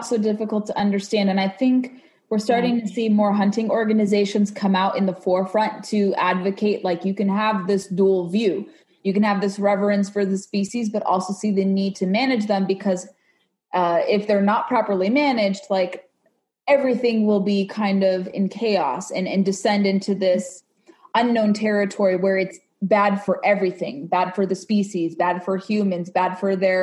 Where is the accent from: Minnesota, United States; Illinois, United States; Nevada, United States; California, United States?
California, United States; Southern; I was growing up in Southern California